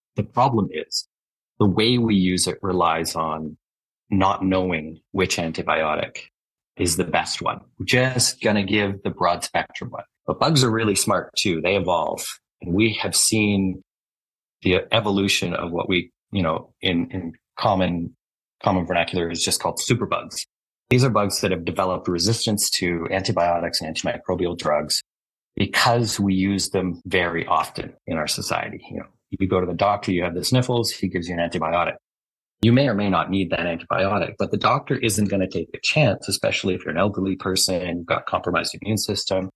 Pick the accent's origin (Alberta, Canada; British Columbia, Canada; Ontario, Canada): Alberta, Canada; also born or lived in Halifax, Nova Scotia; I was raised in Alberta, but I was born in uh, Nova Scotia. So, okay. I was born in Halifax. Yeah, I came here, but I came here when I was four. So, I'm more or less Albertan.